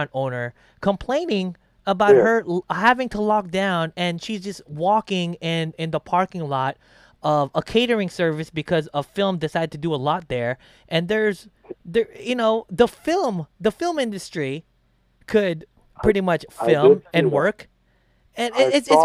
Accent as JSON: {"language": "English", "town": "Los Angeles", "region": "California", "country": "United States", "tie": "born or raised there", "said": "a lifelong Angeleno like myself"}